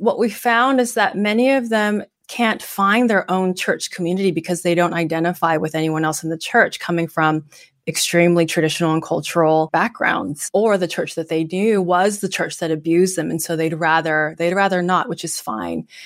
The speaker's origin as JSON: {"language": "English", "area": "Bay Area", "region": "California", "country": "United States", "tie": "born or raised there", "said": "I'm being born and raised in the Bay Area"}